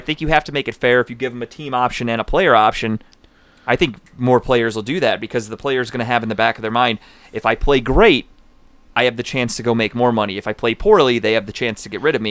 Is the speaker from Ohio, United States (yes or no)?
yes; Cleveland, Ohio, United States; I'm from Cleveland.